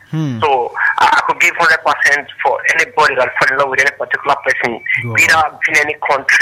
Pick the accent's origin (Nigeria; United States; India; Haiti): Nigeria; I'm a Nigerian, but I hardly fall in love with any particular Nigerian tribe.